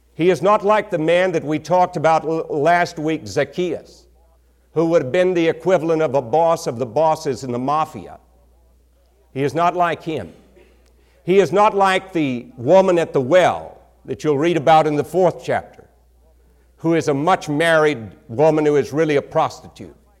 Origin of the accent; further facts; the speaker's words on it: Texas, United States; accent: country accent; I came from Texas, a particular part of Texas where we have a horrible country accent